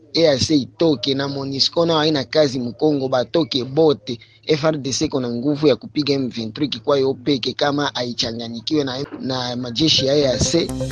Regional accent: Eastern DRC, DR Congo; now in Lusaka, Zambia; Mimi kama raia wa mashariki mwa Kongo

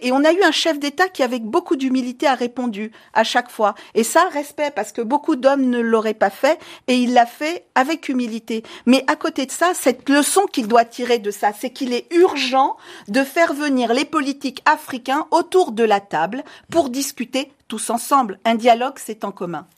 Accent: Guinea; moved away as an adult; also born or lived in Paris, France; je suis née en Guinée d'une mère euh, franco euh, libano-guinéenne et d'un père français. J'ai été expulsée de Guinée

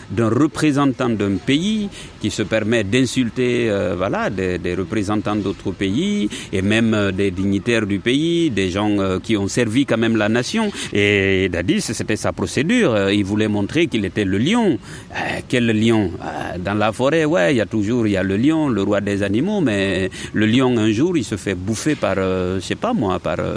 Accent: Guinea; moved away; moi c'est en ce moment-là que je suis parti de la Guinée

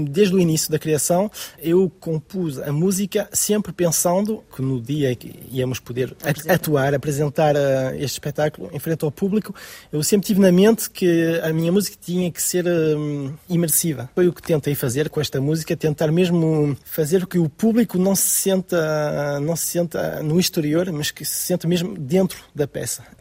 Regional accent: France; born there; Nasci em França, mas os meus pais são portugueses

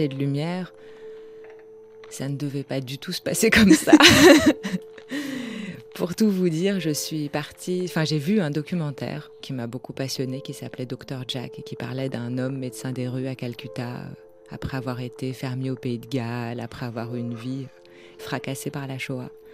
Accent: France; J'ai grandi en France

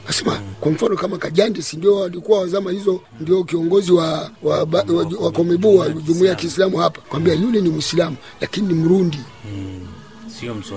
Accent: Burundi; Sisi ni Warundi kitaifa

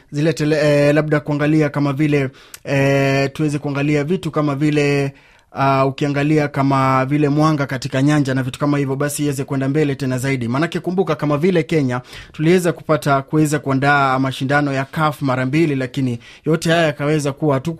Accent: Tanzania; Nimelipokea kwa furaha nikiwa kama Mtanzania.

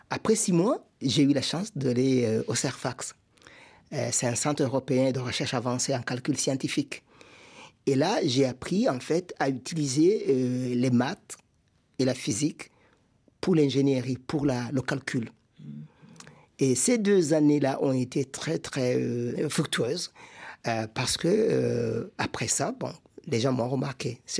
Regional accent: Burundi; Rwanda ma famille a quitté le, Rwanda au début des années 60. Et nous sommes installés au Burundi. donc j'ai grandi comme réfugié au Burundi.

